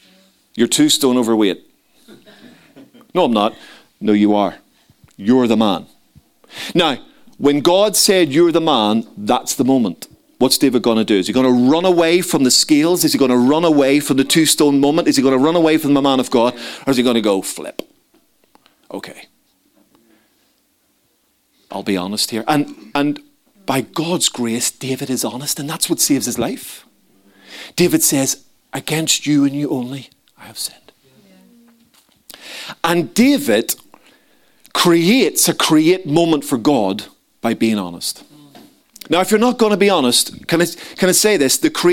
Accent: Ireland; So being an Irishman, you know, I wanted a big dog.

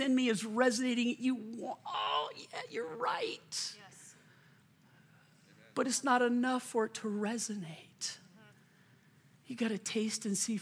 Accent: Lakewood, Colorado, United States; moved away as an adult; also born or lived in Lakeland, Florida / Lexington, Kentucky; Chris and I grew up in Lakewood

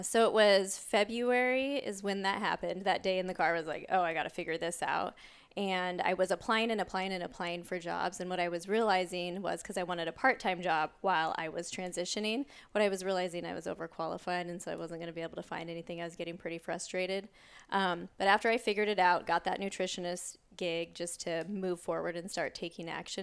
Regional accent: Oregon, United States; I grew up in Oregon, a town about an hour south of Portland

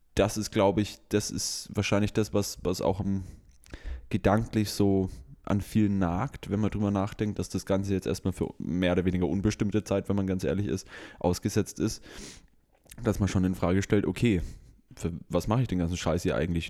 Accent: Germany; bei uns hier in Deutschland mit unserem sozialen Background, mit unserem kulturellen Background

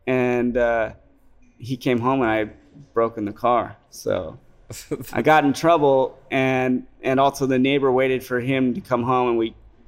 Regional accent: California, United States; I grew up in the Bay Area taking a city bus to school

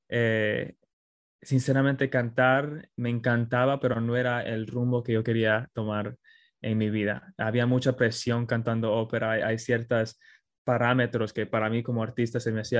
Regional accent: Queens, New York, United States; sí, pero desde ahí me crié en Queens, eh, fui a escuela en Queens.

